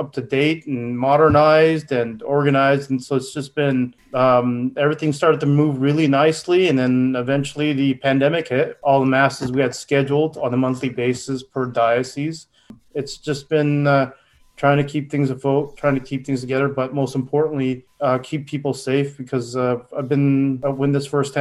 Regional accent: Edmonton, Alberta, Canada; moved away as an adult; also born or lived in India / Texas; now in California, United States; I was born in Edmonton, Alberta, Canada. You know, I went to study in India in fifth grade, and then returned back to Canada, 10th grade

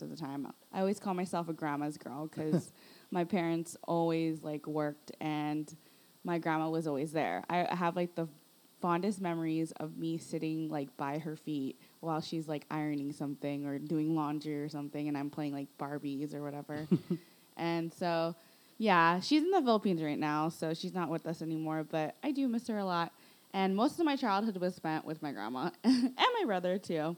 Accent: Los Angeles, California, United States; also born or lived in Northridge, Los Angeles; I was actually raised in Sylmar, in like the suburbs of Sylmar

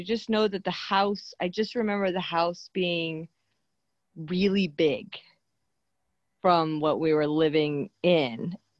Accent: Misawa, Aomori, Japan; Okay, I was born in Misawa Air Base, Japan, Air Force Base, Aomori, in Japan. Yes, I've been here forever, man.

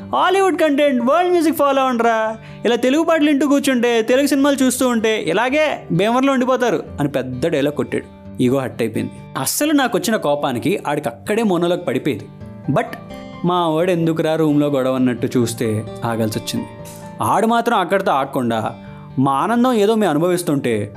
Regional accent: Tanuku, Andhra Pradesh, India; మా ఊరు తణుకు నుండి భీమవరం కాలేజ్కి వెళ్ళే టైంలో

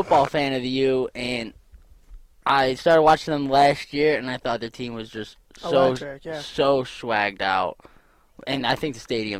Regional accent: Oneida, New York, United States; here from Oneida, New York.

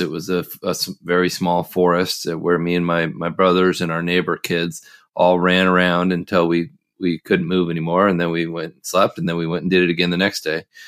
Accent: Oregon, United States; I grew up in the Northwest, uh, in Oregon

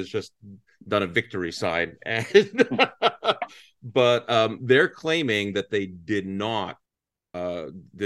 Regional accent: Canada; growing up in Canada

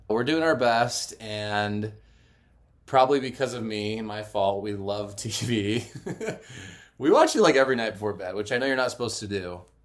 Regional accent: United States; now in Utah, United States; we're from Arizona and California, respectively.

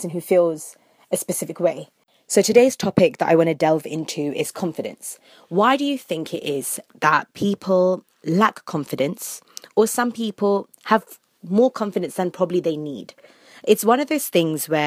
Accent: London, United Kingdom; I was born and brought up in London, England

